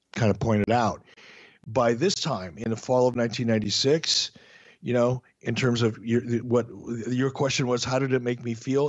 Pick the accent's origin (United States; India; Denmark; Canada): United States; Detroit, Michigan; moved away; also born or lived in Minneapolis, Minnesota; growing up in Detroit.